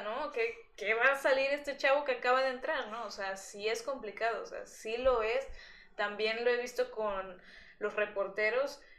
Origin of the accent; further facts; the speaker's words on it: Veracruz, Mexico; yo soy de aquí de Veracruz y pues nunca había vivido sola